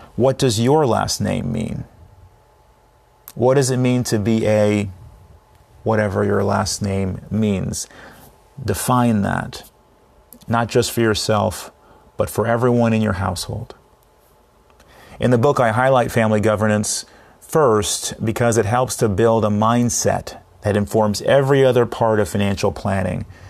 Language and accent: English; Fairfax, Virginia, United States; a teen growing up in Fairfax, Virginia